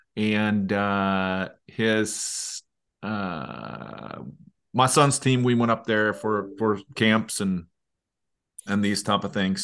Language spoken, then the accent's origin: English; Leksand, Dalarna County, Sweden; my hometown, Leksand